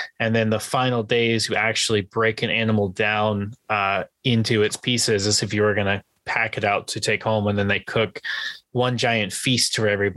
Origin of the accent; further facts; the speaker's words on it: San Diego, California, United States; growing up in San Diego